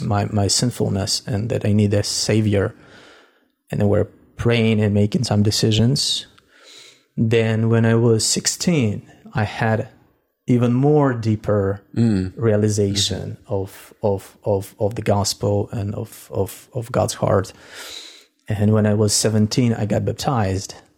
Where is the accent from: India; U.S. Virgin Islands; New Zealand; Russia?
Russia; Russian Far East; now in Ukraine; I was born in Russia, actually in the far east of Russia, somewhere next to China